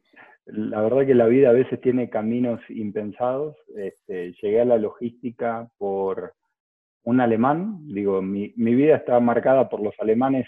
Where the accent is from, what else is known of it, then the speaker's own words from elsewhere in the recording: Lomas de Zamora, Buenos Aires Province, Argentina; la Universidad de Lomas de Zamora, de, que es de la zona de donde soy